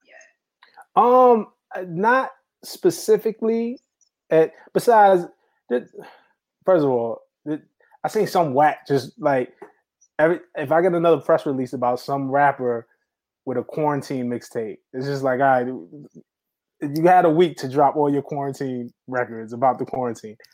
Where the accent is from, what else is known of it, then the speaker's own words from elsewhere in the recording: New York City, New York, United States; I grew up in New York City around that time